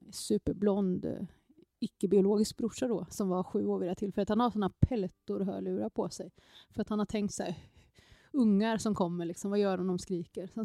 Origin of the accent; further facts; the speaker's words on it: Motala, Östergötland, Sweden; also born or lived in Seoul, South Korea; now in Jönköping, Sweden; jag kom till Motala.